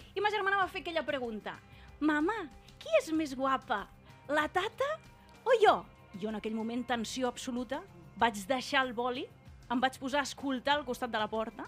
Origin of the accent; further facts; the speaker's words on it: Mequinensa, Aragon, Spain; sóc d'un poble, sóc de Mequinensa